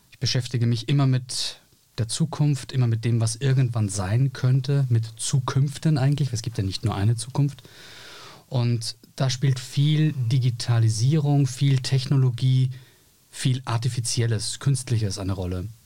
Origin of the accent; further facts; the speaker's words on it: Austria; Ich bin Österreicher, aber das hast du ja sozusagen durch den Hinweis nach Graz äh, schon gesagt.